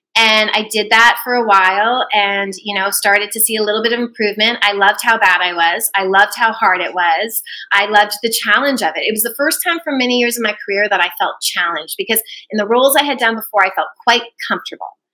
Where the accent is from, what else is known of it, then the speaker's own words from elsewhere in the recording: Brandon, Manitoba, Canada; also born or lived in Vancouver, British Columbia; ended up getting my very first job in my hometown of Brandon, Manitoba